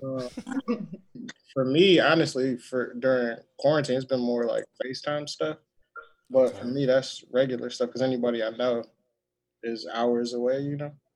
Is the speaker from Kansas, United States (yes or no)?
no; Detroit, Michigan, United States; now in Texas, United States; I'm from Detroit, currently living in Texas